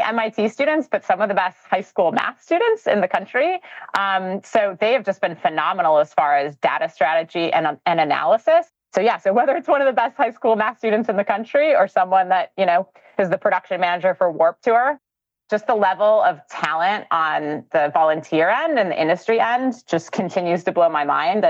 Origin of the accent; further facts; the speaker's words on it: Wisconsin, United States; moved away; I'm originally from Wisconsin